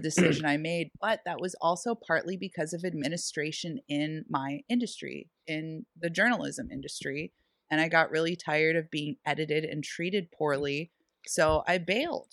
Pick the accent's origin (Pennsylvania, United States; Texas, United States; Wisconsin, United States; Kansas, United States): Pennsylvania, United States; Erie; Sherlock's in Erie, Pennsylvania, my hometown